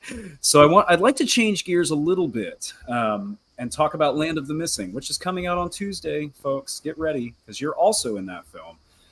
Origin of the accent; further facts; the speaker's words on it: Florida, United States; This question is about my home state